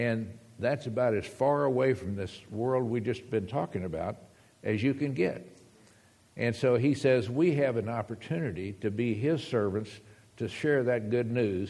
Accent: United States; moved away; also born or lived in Texas / Arizona; we're from Texas and from Arizona

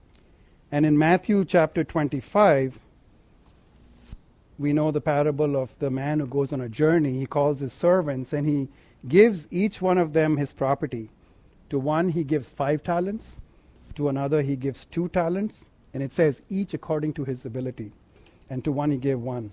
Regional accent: India; now in United States; growing up in India

